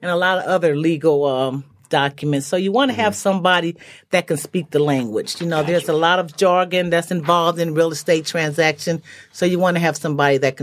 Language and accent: English; Kansas City, Missouri, United States; moved away as an adult; also born or lived in Alameda, California; now in Arizona, United States; I'm originally from Kansas City.